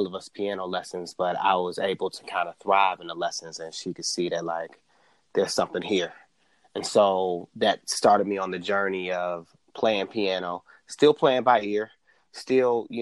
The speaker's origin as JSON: {"language": "English", "town": "Cleveland", "region": "Ohio", "country": "United States", "tie": "born or raised there", "also_born_or_lived": "Washington, D.C.", "moved": "yes", "said": "born and raised in Cleveland, Ohio"}